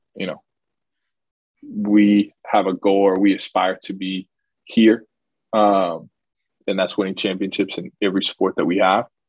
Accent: Charlotte, North Carolina, United States; I'm originally from Charlotte

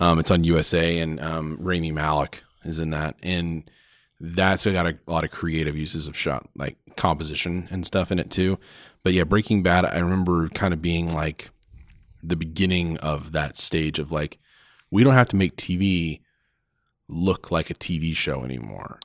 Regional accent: Oklahoma, United States; now in Phoenix, United States; we live in Phoenix, but, uh, I'm from Oklahoma as, is my wife, and so we go back every Christmas

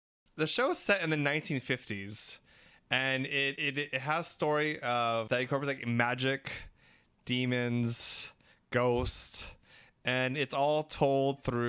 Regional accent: Philippines; We're three Filipino gay guys

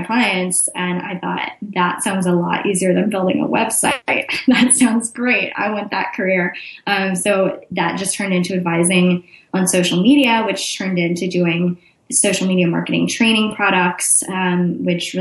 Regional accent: Austin, Texas, United States; also born or lived in Chicago; I'm from Austin, Texas, which is also where I live now

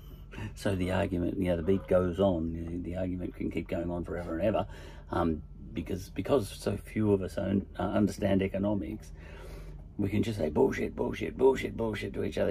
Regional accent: Australia; accent: Aussie; my Aussie accent

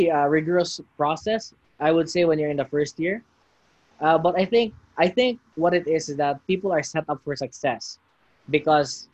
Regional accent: Cebu City, Central Visayas, Philippines; we both grew up in the Philippines

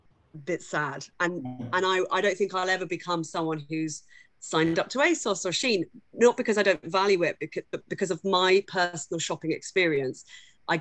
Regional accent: Bedfordshire, East of England, United Kingdom; also born or lived in London; We all had time growing up in Bedfordshire

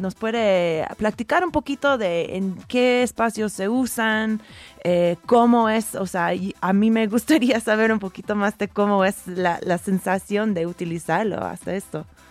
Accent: Oregon, United States; yo pasé mi adolescencia en Oregón

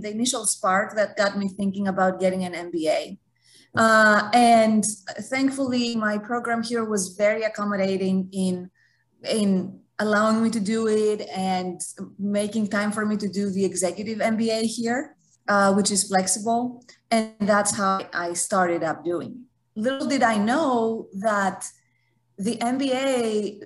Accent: Greece; now in United States; I'm from Greece, haven't worked in Europe

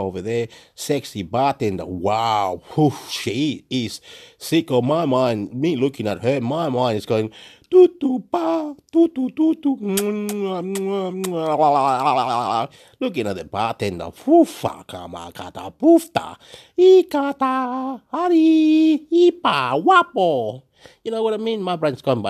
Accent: Chile; also born or lived in Illawarra, New South Wales, Australia; now in Wollongong, Australia; I'm from Chile

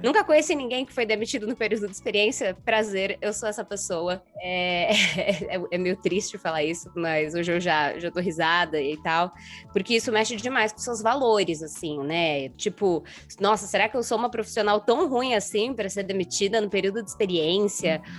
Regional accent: São Bernardo do Campo, São Paulo, Brazil; Sou nascida, criada, enraizada aqui em São Bernardo do Campo.

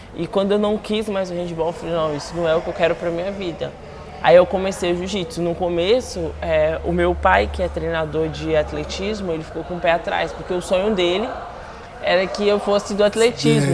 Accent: Guarapari, Espírito Santo, Brazil; moved away as an adult; now in São Paulo, Brazil; sou capixaba. É, hoje em dia eu resido na cidade de São Paulo, mas eu nasci no Espírito Santo, em Guarapari

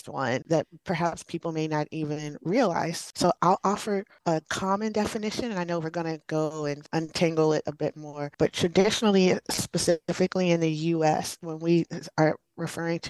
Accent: Alexandria, Virginia, United States; I'm from the Washington, D.C. area, a suburb, Alexandria, Virginia.

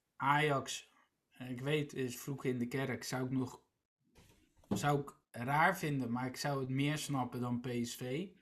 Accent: Rotterdam, South Holland, Netherlands; Ik ben, ik ben Rotterdammer en voor Feyenoord

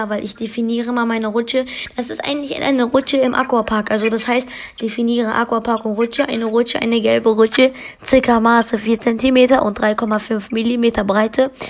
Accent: Iran; Nein, ich bin, äh, also, willst du das wirklich wissen? Ich bin Iraner.

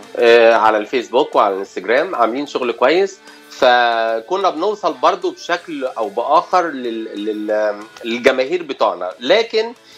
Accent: Cairo, Cairo Governorate, Egypt; moved away as an adult; now in Los Angeles, United States

